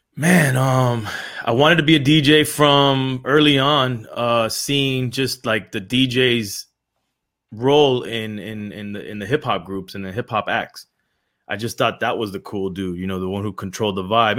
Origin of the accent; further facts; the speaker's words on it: Miami, Florida, United States; also born or lived in Los Angeles; I was born in Los Angeles and raised in Miami from the eighties.